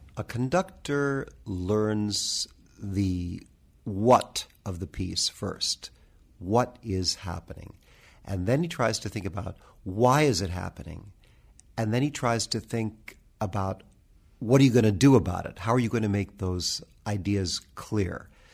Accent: United States; I'm very proud of being an American musician

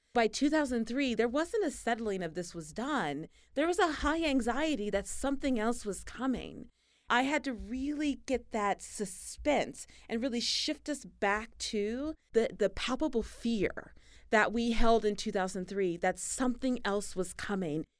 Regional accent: Tennessee Colony, Texas, United States; I grew up in East Texas, this tiny town. It's not even a town, really. There's more cows than people. It's called Tennessee Colony

